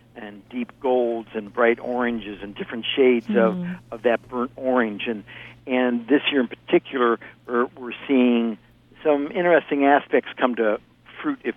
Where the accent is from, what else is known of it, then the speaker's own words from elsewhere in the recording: Ohio, United States; now in California, United States; I grew up in Ohio right next to you in Indiana